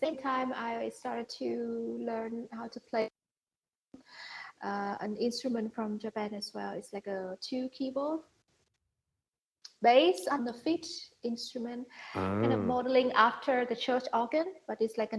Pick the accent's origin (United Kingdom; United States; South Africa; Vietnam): Vietnam; Hanoi; also born or lived in Singapore; Yes, I live in Hanoi and I'm from Hanoi. I was born in Hanoi and I have lived my whole life in Hanoi until the age of 18.